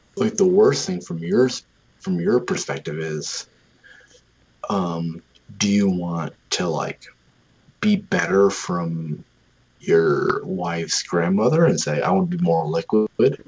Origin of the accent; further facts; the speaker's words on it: Western New York, United States; I grew up in western new york